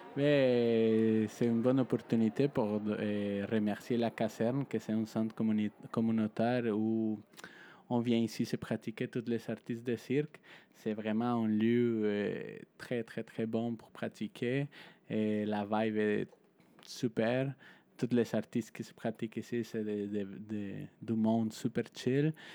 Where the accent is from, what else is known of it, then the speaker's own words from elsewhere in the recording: Mexico; moved away; je viens de Mexique